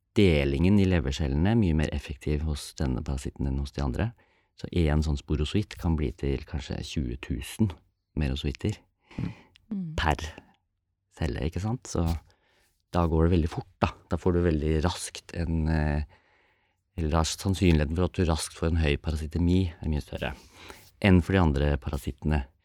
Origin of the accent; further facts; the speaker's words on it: Norway; vi som er født og oppvokst i Norge